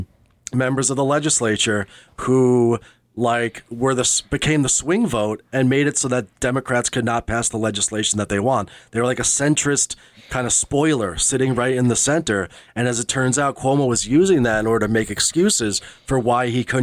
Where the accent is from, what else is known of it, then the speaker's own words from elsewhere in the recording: New York, United States; I am a New Yorker.